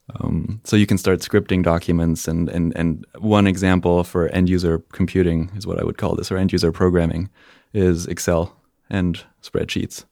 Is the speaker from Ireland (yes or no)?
no; Spain; moved away as an adult; also born or lived in Germany; I am German, and, uh, when I was three, my parents decided that they wanted to move to Spain. So I grew up in Spain, went to, uh, high school there